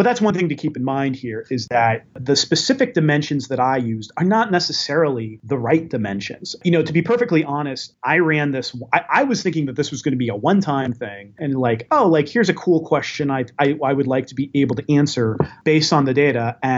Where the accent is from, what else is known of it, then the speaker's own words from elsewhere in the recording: United States; But I'm an American who followed the election closely and I always vote.